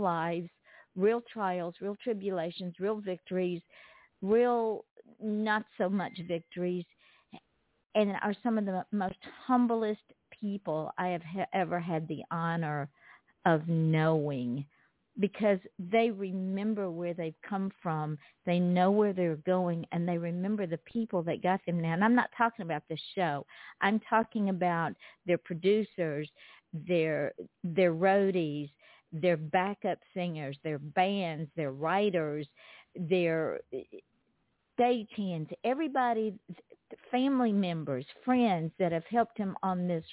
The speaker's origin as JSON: {"language": "English", "region": "the South", "country": "United States", "said": "I'm from the South, and when you're from the South"}